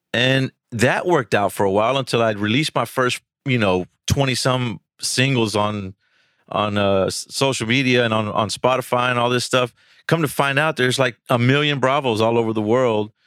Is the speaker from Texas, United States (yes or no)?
yes; Houston, Texas, United States; I'm from Houston, uh, pretty much my whole life, you know, South Texas